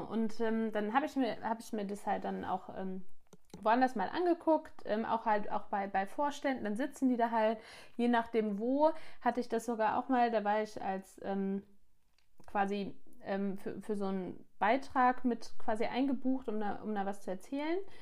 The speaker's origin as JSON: {"language": "German", "country": "Germany", "said": "bei uns in Deutschland"}